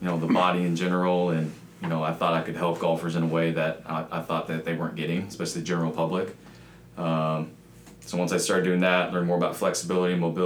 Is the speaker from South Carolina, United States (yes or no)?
no; Kansas, United States; moved away; From Kansas originally